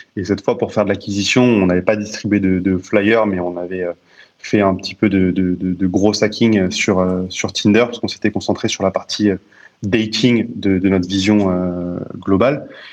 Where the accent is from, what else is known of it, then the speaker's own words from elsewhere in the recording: Paris, Île-de-France, France; moi, je suis né à Paris. J'ai toujours habité à, à Paris